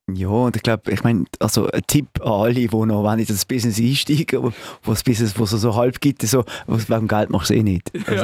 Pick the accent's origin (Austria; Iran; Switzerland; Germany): Switzerland; Basel, Basel-Stadt; accent: Basel dialect; in Basel mit, mit unserem Dialekt